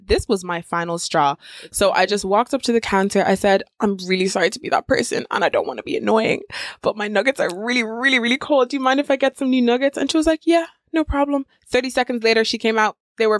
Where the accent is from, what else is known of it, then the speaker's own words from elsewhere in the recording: Nigeria; I'm Nigerian.